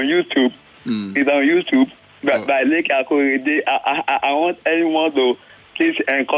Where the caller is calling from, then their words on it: Ho Chi Minh City, Vietnam; This is … calling from Saigon.